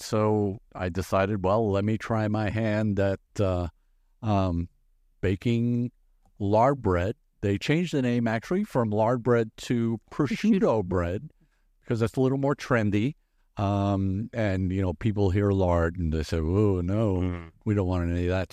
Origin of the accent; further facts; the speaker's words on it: New York, United States; also born or lived in Brazil; now in Omaha, United States; I was born in Brazil, raised in in New York